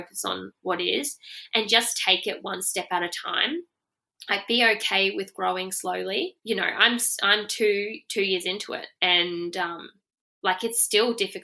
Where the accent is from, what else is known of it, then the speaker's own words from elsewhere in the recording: Rockhampton, Queensland, Australia; I'm from Rockhampton